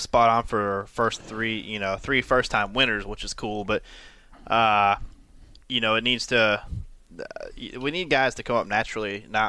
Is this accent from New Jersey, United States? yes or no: no; Buffalo, New York, United States; but I'm from Buffalo